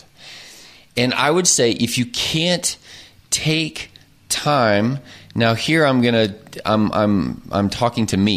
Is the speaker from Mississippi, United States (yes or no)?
no; Oklahoma, United States; moved away; And I grew up in Oklahoma. I am an Oklahoman.